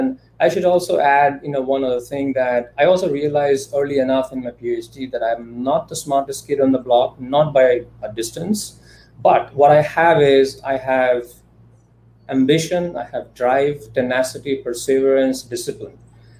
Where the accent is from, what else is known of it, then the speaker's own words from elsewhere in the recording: India; basically growing up in India at that time, we really had like two options. You're either going to be an engineer or you're going to be a doctor.